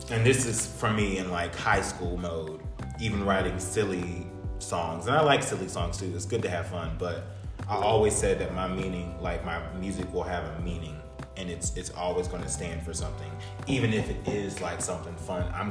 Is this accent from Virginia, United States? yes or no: yes; New Kent, Virginia, United States; New Kent, my hometown.